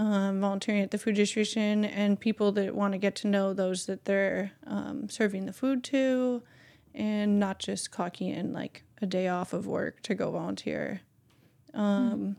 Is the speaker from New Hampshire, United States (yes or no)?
no; Bay Area, California, United States; growing up in the Bay Area